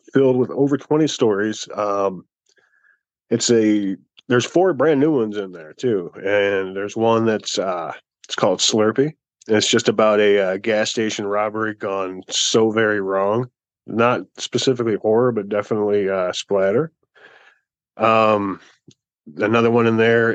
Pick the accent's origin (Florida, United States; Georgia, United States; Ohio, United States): Ohio, United States; Maumee; my hometown in Maumee